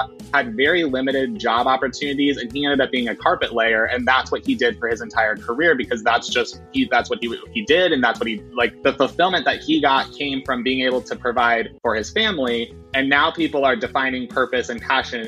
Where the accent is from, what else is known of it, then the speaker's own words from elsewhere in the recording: Nebraska, United States; I'm from Nebraska